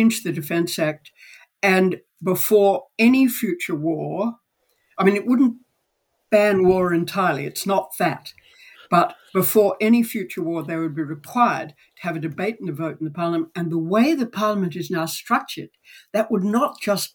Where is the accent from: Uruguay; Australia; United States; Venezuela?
Australia